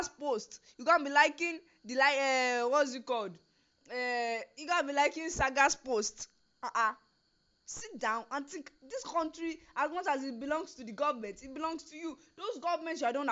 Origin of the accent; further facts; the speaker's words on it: Nigeria; I am proudly Nigerian. I am proudly Yoruba.